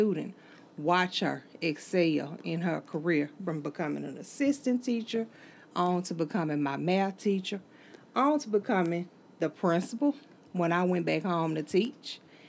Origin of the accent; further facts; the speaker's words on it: Holly Springs, United States; moved away; I started teaching in Holly Springs because that's my hometown.